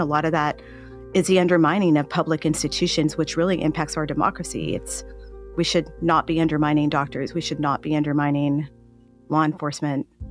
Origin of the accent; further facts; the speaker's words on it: El Paso, Texas, United States; I am from Texas. I saw my hometown of El Paso go through a very dark time